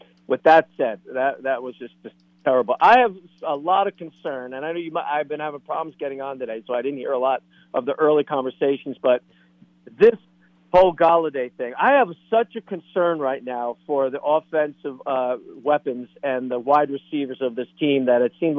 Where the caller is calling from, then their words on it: Tampa, Florida, United States; Now, you know … in Tampa.